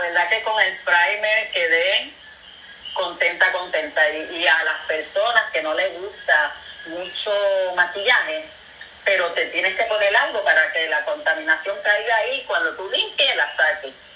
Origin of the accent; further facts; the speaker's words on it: Carolina, Puerto Rico; moved away as an adult; now in Fajardo, Puerto Rico; De Carolina, yo nací.